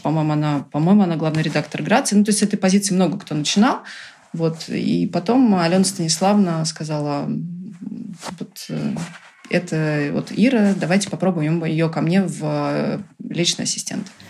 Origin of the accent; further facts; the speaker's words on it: Brazil; first language Portuguese, English and Russian; also born or lived in United States; now in Russia; я выросла в Бразилии, и мои первые языки все-таки был португальский, английский и русский в семье